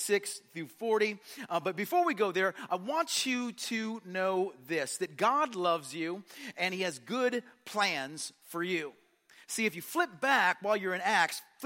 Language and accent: English; Indianapolis, Indiana, United States; I was born in Indianapolis, Indiana